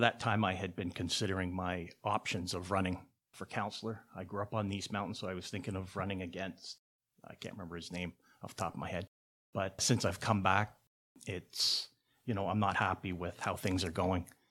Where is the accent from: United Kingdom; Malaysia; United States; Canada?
Canada; Hamilton, Ontario; I was born here in Hamilton, graduated from Sherwood Secondary. I went to Hope Ark and Sherwood, but graduated from Sherwood. Lived in Hamilton all my life.